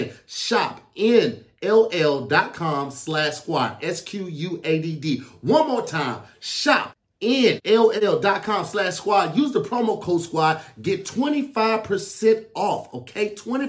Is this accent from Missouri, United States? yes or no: yes; St. Louis, Missouri, United States; I didn't have a lot of experience growing up in St. Louis around it.